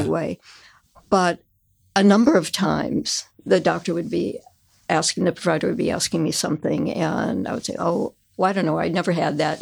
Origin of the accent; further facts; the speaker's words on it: South Suburbs of Chicago, Illinois, United States; I grew up in the South Suburbs